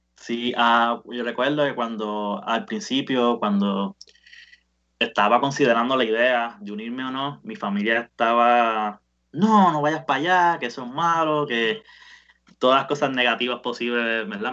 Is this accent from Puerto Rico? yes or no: yes; Bayamón, Puerto Rico; moved away as an adult; yo soy, de Bayamón